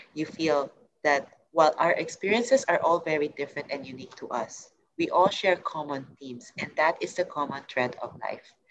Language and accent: English; Singapore; moved away as an adult; also born or lived in United States; I'm coming from Asia, I'm coming from Singapore